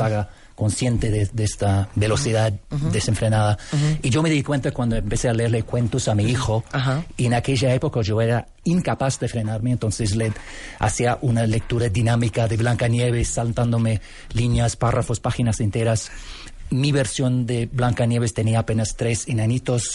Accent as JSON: {"language": "Spanish", "country": "Canada", "tie": "born or raised there", "also_born_or_lived": "Scotland / Buenos Aires, Argentina", "second_language": "Spanish", "said": "Yo nací en Escocia, pero fuimos a vivir en Canadá cuando era bebé. Así que me crié en Canadá y me siento canadiense hasta los poros."}